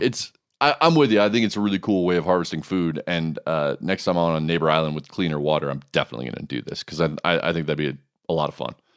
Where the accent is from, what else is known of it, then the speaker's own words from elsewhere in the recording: Oahu, Hawaii, United States; I grew up on Oahu